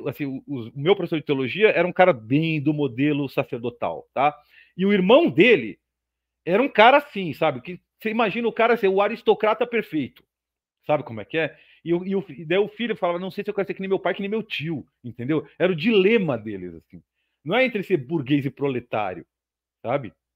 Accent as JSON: {"language": "Portuguese", "country": "Brazil", "said": "eu sou brasileiro como todo mundo"}